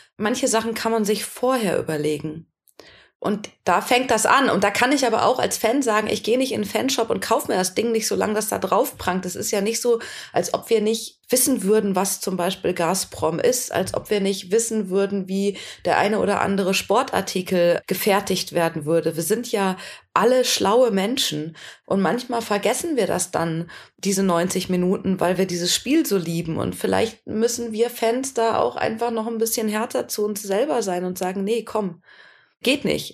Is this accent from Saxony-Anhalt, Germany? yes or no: no; Ruhr area, North Rhine-Westphalia, Germany; ich komme aus dem Ruhrgebiet